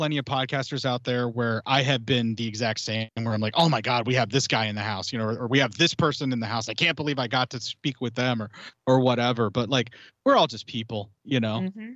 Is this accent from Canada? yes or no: yes; Canada; As a Canadian